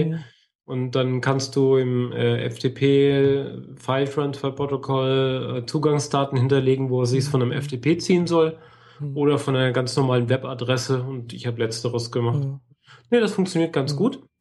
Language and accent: German; Germany; Ich bin Deutsche.